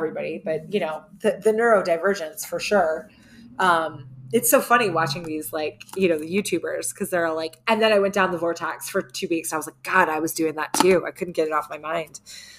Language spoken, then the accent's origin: English; Ireland; I am Irish.